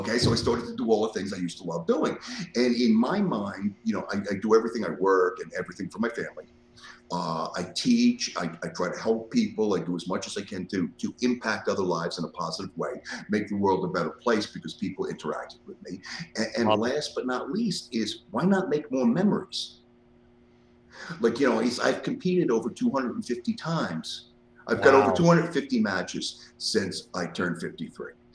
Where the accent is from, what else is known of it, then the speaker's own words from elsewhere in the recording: New York City, New York, United States; moved away as an adult; also born or lived in northern New Jersey / Las Vegas, United States; now in Lexington, Virginia, United States; I grew up in the Bronx.